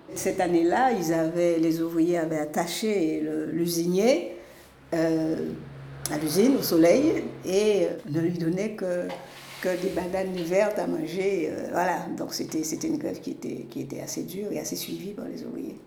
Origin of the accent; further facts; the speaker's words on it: Capesterre-Belle-Eau, Guadeloupe; also born or lived in Bordeaux, France / Le Lamentin, Guadeloupe; J'ai grandi donc à Capesterre euh, jusqu'au bac